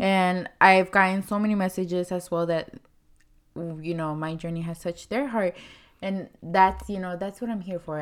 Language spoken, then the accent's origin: English; Mexico; moved away; I wasn't born here. I was born in Mexico